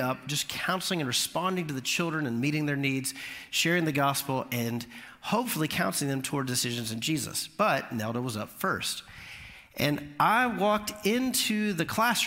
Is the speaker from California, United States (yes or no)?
no; Orlando, Florida, United States; also born or lived in Alabama; now in Mount Juliet, United States; I grew up in Orlando, so I grew up around Dominican culture